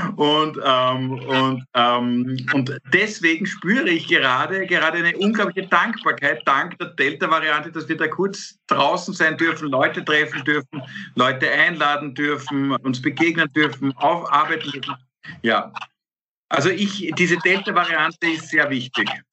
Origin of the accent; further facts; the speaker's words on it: Austria; wir als Österreicher